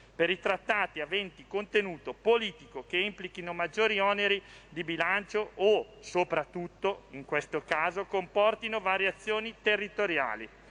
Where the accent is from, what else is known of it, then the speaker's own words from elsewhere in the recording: Lombardy, Italy; Io sono lombardo